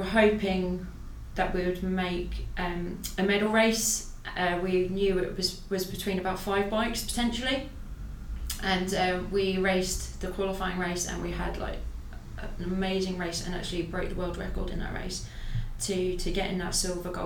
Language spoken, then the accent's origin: English; Ireland; I'm an Irish paracyclist.